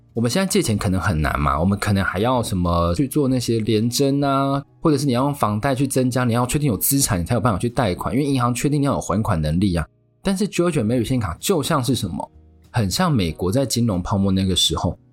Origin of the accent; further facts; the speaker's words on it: Taiwan; 我们台湾人